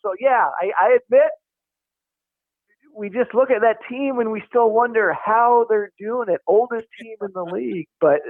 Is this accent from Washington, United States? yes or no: yes; Seattle, Washington, United States; I grew up in Seattle